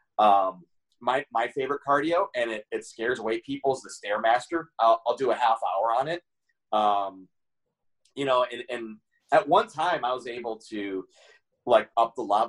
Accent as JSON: {"language": "English", "town": "Toledo", "region": "Ohio", "country": "United States", "tie": "born or raised there", "said": "the first time I was booked in my hometown of Toledo"}